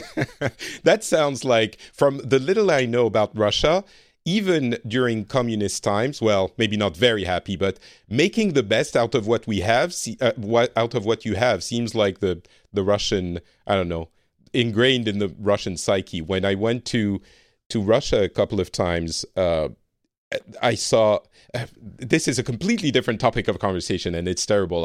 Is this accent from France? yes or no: yes; France; moved away as an adult; now in Finland; I am from France originally, but I currently live in Finland and have been for a few years.